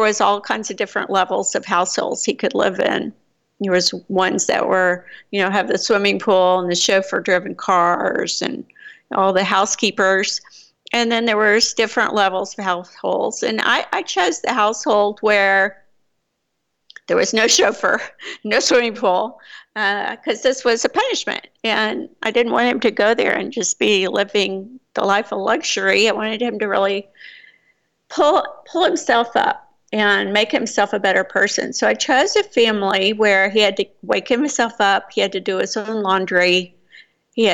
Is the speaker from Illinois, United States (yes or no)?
no; Texas, United States; accent: Texas; moved away as an adult; now in Costa Rica; growing up in Texas, I did learn a little bit of Spanish